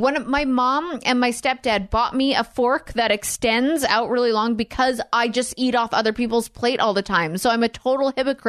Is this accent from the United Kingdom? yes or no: yes; United Kingdom; I am like I'm very British. I'm very, very British.